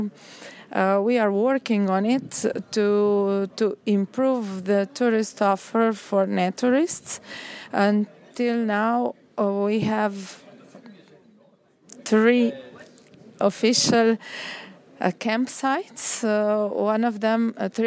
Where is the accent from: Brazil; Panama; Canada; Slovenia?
Slovenia; I'm from Slovenia.